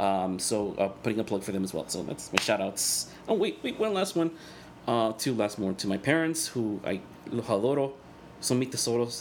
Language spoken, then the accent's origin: English; El Salvador; first language Spanish; English is a second language; moved away; Salvador because that's where I'm from